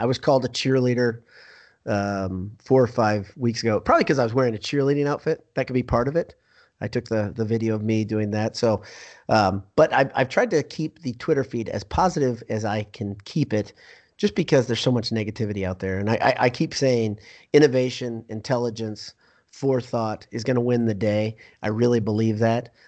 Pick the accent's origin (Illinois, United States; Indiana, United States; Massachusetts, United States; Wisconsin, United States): Indiana, United States; I grew up in Indiana